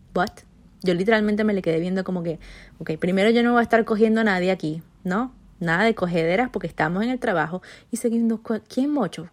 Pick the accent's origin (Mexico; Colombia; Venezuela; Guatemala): Venezuela; first language Spanish; moved away; also born or lived in Spain